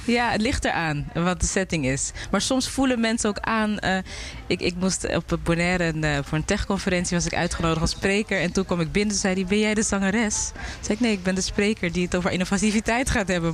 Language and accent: Dutch; Amsterdam, North Holland, Netherlands; now in Curaçao; Ik ben wel geboren in Amsterdam, maar ouders komen uit Suriname.